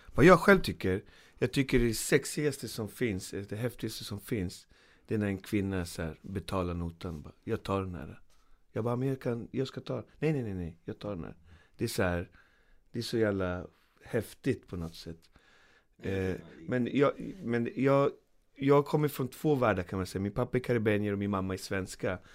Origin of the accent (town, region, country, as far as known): Sweden